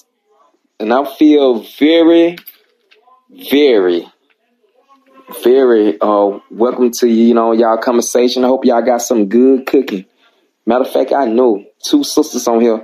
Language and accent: English; Alabama, United States; I'm from Alabama, the state of Roll Tide, where we roll over bullshit.